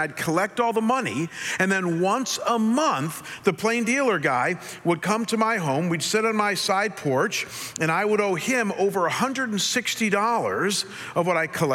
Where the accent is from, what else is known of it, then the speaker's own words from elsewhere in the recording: Chagrin Falls, Ohio, United States; In Cleveland, where I grew up